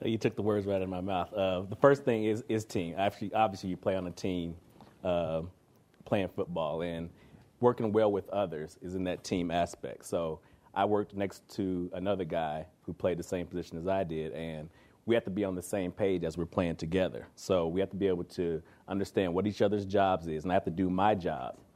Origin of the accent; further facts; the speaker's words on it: Kansas City, Missouri, United States; moved away as an adult; also born or lived in Toronto; now in Canada; I come from Kansas City, Missouri